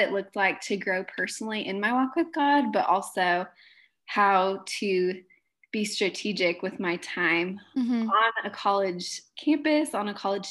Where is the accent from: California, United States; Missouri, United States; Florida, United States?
California, United States; Southern; moved away as an adult; now in Nebraska, United States; I am from Southern California. Grew up there